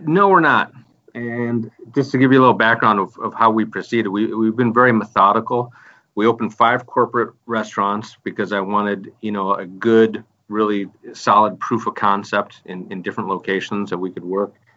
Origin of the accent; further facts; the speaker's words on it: Michigan, United States; I'm from the Midwest myself. I'm from Michigan